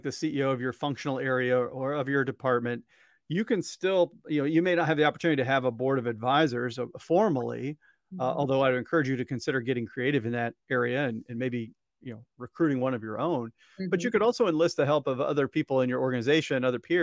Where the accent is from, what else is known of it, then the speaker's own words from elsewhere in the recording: Columbia, Missouri, United States; the high school where I went in Columbia, Missouri. And you know I'm from Missouri because that's how I say it